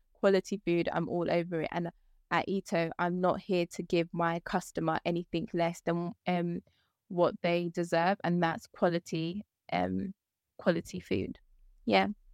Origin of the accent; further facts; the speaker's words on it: London, United Kingdom; also born or lived in Ghana; I've spent most of my career in London, um, my life, sorry, in London